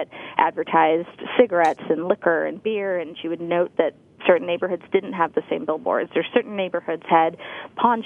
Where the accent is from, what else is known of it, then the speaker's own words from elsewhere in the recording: Santa Monica, California, United States; I grew up in Santa Monica